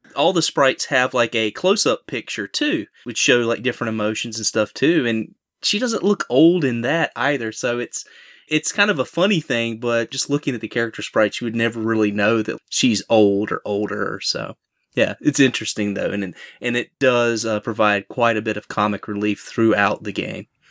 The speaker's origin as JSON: {"language": "English", "area": "Southern", "region": "Southern United States", "country": "United States", "accent": "heavy Southern", "said": "My heavy Southern accent"}